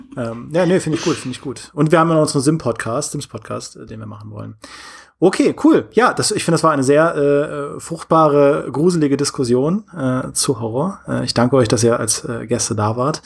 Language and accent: German; Trier, Rhineland-Palatinate, Germany; now in Munich, Germany; in meiner Heimat bin in Trier, in meinem, in meinem Elternhaus